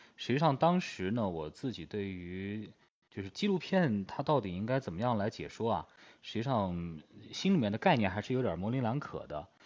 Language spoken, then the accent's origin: Chinese; Yunnan, China; 我是云南的